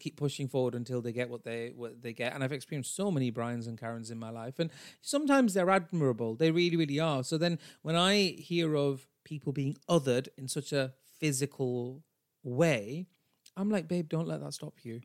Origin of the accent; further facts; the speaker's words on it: Bradford, Yorkshire and the Humber, United Kingdom; I am a brown bitch from Bradford, even though I'm British and not American